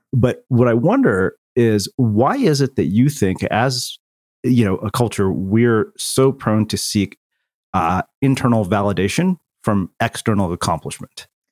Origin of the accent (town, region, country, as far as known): small Texas town, United States; born or raised there; moved away